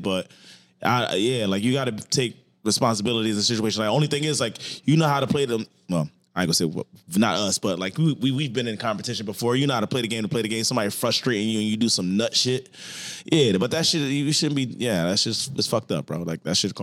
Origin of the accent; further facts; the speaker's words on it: Philadelphia, Pennsylvania, United States; growing up in North Philly in middle school